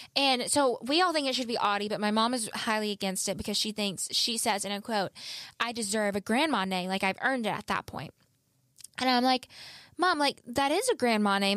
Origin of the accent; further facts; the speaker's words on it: the South, United States; accent: southern; I am from the South